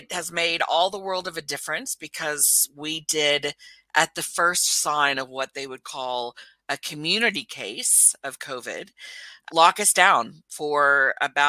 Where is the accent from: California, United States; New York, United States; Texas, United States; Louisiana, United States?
Texas, United States; now in New Zealand; I was born and raised in Texas